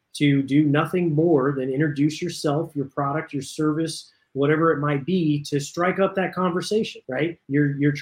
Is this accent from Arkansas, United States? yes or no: no; Southern California, United States; I grew up in Southern California. My parents lived in San Fernando Valley area